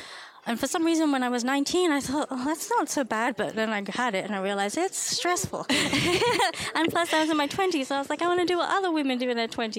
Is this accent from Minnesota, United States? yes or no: no; Texas, United States; Oh, I mean, I'm from Texas. Everyone's friendly in the South.